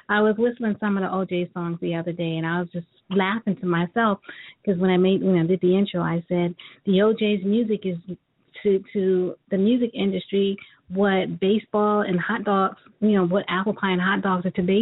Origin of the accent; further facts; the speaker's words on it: New York, United States; Well, you're going to be in D.C., which is not far from me either, and my hometown, New York